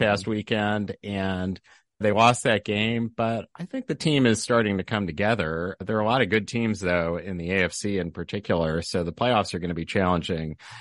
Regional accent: Lawrence, Kansas, United States; moved away; also born or lived in Wichita, Kansas; growing up in Lawrence

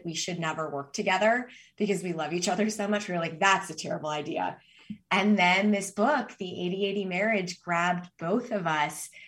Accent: Boulder, Colorado, United States; I grew up in Boulder, Colorado, and I am now back in Boulder

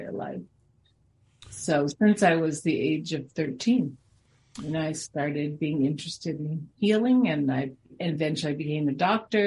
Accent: Springfield, Massachusetts, United States; now in Denver, United States; I was born in Springfield

